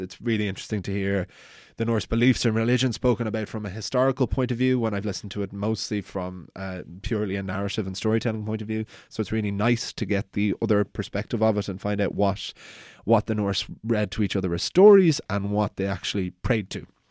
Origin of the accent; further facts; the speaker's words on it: Wicklow, Leinster, Ireland; I'm from Wicklow, which is a Viking town